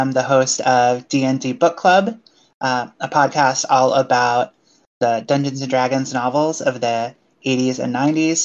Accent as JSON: {"language": "English", "region": "Connecticut", "country": "United States", "tie": "born or raised there", "moved": "yes", "lives_now": "California, United States", "said": "I'm from New England. I grew up in Connecticut. I live in California now, but I grew up in Connecticut"}